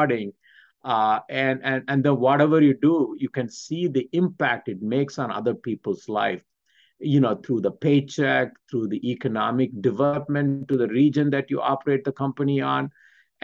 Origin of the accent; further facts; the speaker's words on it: Michigan, United States; I'm from Michigan